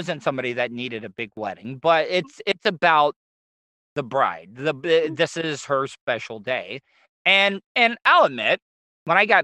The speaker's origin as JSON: {"language": "English", "region": "Florida", "country": "United States", "tie": "born or raised there", "said": "I am born and raised in Florida, as a Southern"}